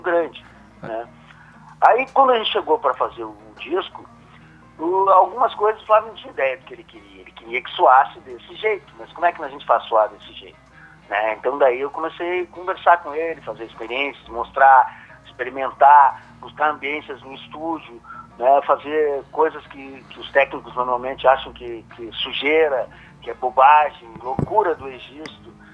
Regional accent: Soledade, Rio Grande do Sul, Brazil; now in Porto Alegre, Brazil; como eu sou de Soledade, eu vou, fico uns dias lá também com a minha mãe

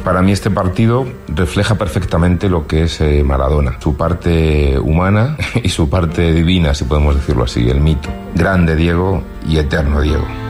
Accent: Montevideo, Uruguay; soy uruguayo, soy muy futbolero. El 22 de junio del 86 yo tenía 17 años, vivía en Uruguay, en Montevideo

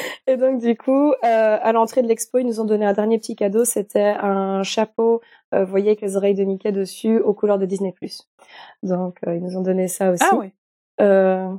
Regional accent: Belgium; ici en Belgique, parfois, on me parle en allemand. Et j'ai beau parler en français avec ma famille

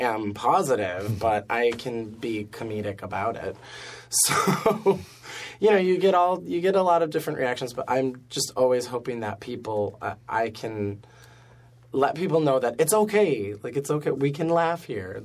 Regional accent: Buffalo, New York, United States; now in New York City, United States; I'm from Buffalo

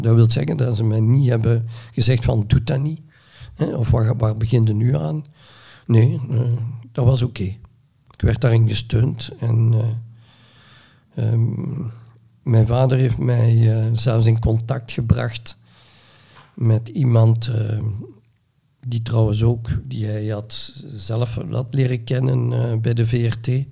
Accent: Neerpelt, Flanders, Belgium; Ik ben geboren in Neerpelt in 1957

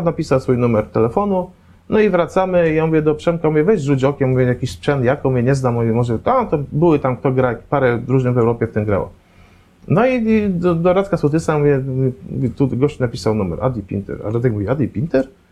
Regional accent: Poznań, Greater Poland, Poland; jestem z Poznania, jestem z Poznań

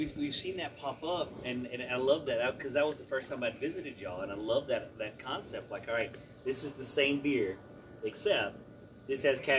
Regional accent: West Texas, United States; I did a lot of growing up in West Texas.

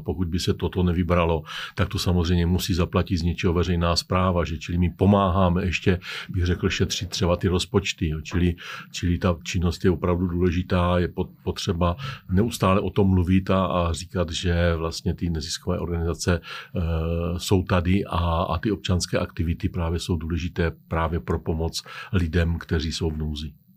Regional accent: Czechia

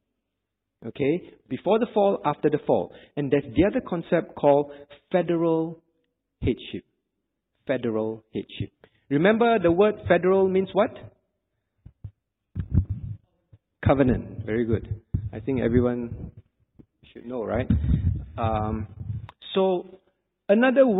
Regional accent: Singapore; I'm a Singaporean. Did I have a choice not to be a Singaporean? I did not. When my parents decided to have me, when I was born, I was automatically a Singaporean

